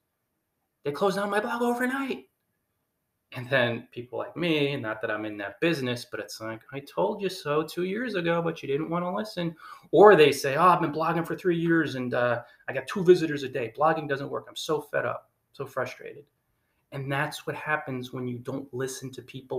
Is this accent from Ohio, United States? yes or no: no; New Jersey, United States; We're both from New Jersey